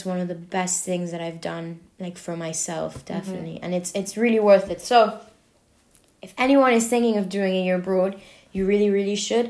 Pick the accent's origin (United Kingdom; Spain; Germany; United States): United Kingdom; London; moved away as an adult; now in Paris, France; I grew up in London.